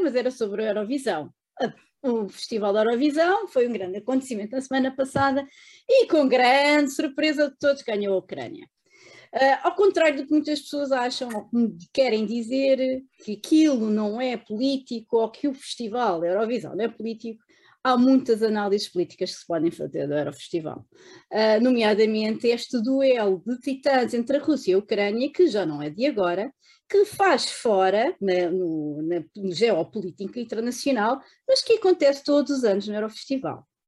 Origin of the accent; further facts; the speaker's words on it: Portugal; Eu não estou a falar até enquanto portuguesa